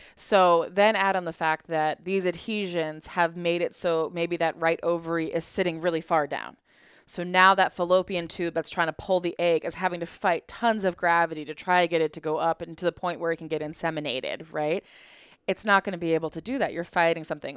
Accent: Colorado, United States; I grew up in Colorado in a ski town

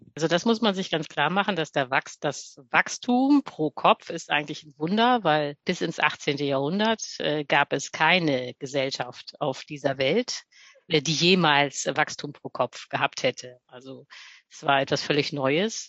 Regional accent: Hamburg, Germany; moved away as an adult; now in Berlin, Germany; ich komme eigentlich ursprünglich aus Hamburg, lebe jetzt aber in Berlin

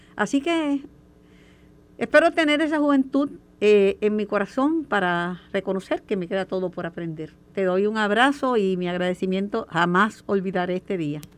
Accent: Mayagüez, Puerto Rico; vine yo de Mayagüez, de un arrabal

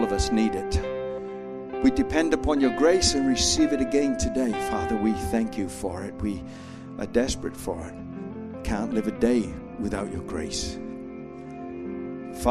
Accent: Australia; I'm an Australian

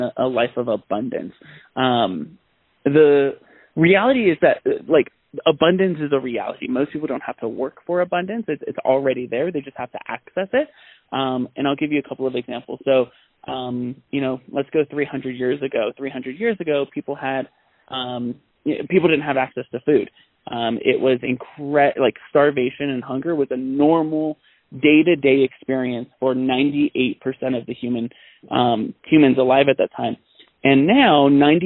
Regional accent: San Bernardino, California, United States; I grew up in Southern California in San Bernardino, one of the most impoverished cities in Southern California.

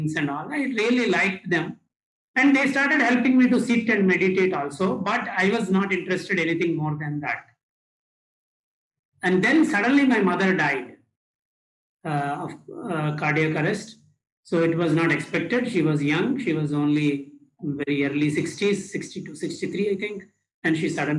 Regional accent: India; from India

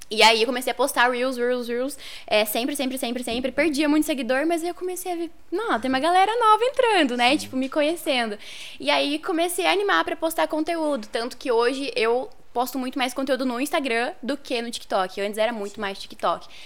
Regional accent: Apucarana, Paraná, Brazil; also born or lived in Goioerê / Londrina; now in Ponta Grossa, Brazil; aqui em Ponta Grossa, acho que desde 2014, mas vim de várias outras cidades aí do norte do Paraná, né? Eu nasci em Apucarana, morei acho que até meus oito anos lá, daí comecei a mudar, fui pra Goiurê, Londrina, morei em Paranavaí, agora tô aqui.

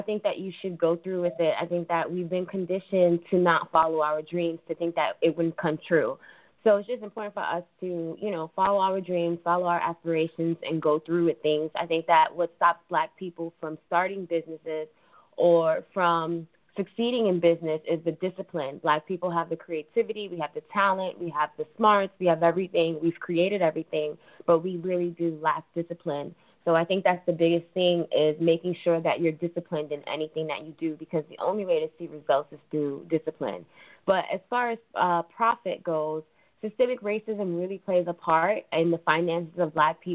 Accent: New York City, New York, United States; I was born and raised in New York City

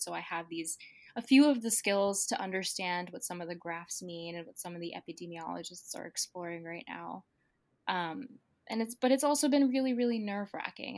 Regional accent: New Brunswick, New Jersey, United States; moved away as an adult; now in New York, United States; I went to Rutgers, I went to college in my hometown.

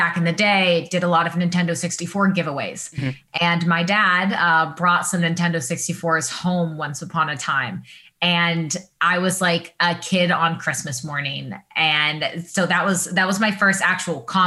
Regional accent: Washington, United States; moved away as an adult; also born or lived in Northern California / Michigan; now in Los Angeles, United States; I grew up in Washington State. So I'm a Pacific Northwest girl. I was there until I was 18 and left for college

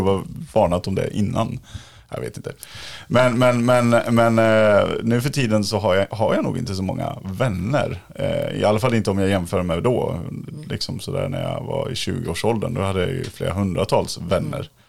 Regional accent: Dalarna County, Sweden; now in Stockholm, Sweden; Jag bor ju också i Stockholm, men jag kommer från Dalarna

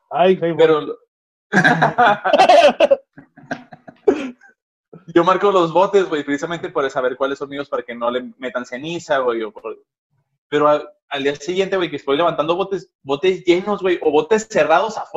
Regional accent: San Quintín, Baja California, Mexico; bien lejos para San Pedro, no voy para allá. No, no voy para allá, soy, soy, soy de San Quintín.

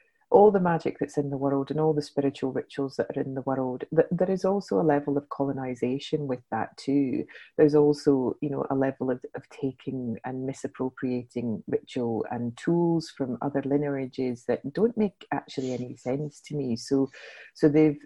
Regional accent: Scottish Highlands, Scotland, United Kingdom

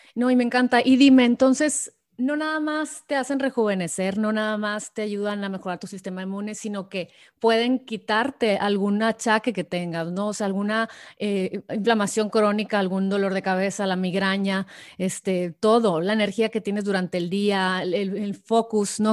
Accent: Sonora, Mexico; tú y yo que somos sonorenses

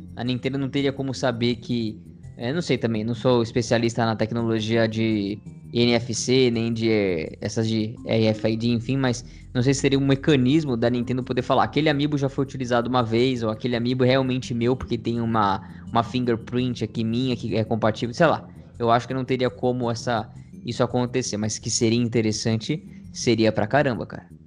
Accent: Brazil; a gente nasceu no Brasil

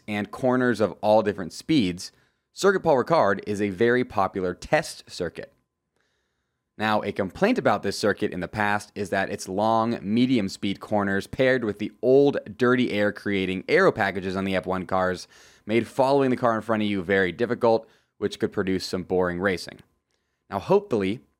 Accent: United States; as an American

